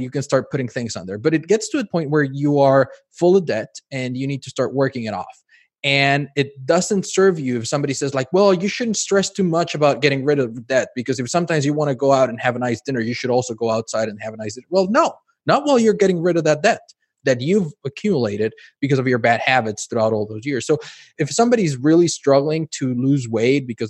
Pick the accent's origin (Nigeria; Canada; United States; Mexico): Mexico; moved away; I grew up in Mexico, and it's very Americanized in terms of how food is processed.